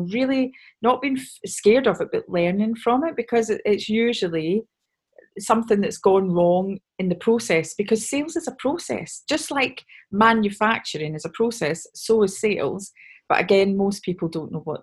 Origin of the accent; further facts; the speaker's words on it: Scotland, United Kingdom; I'm obviously Scottish